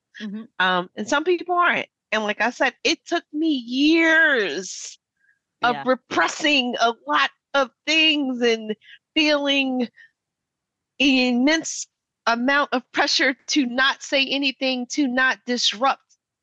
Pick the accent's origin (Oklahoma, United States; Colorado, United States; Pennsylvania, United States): Pennsylvania, United States; Philadelphia; when I say I'm from Philly, I'm from West Philly, I don't really have to give you no more than that.